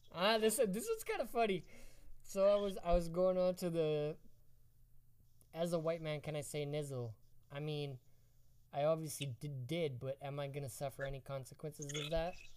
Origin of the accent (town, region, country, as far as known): Esterhazy, Saskatchewan, Canada; born or raised there